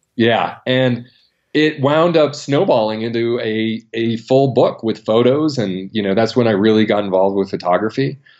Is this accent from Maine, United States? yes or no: yes; Maine, United States; a national park right where I grew up in Maine, Acadia National Park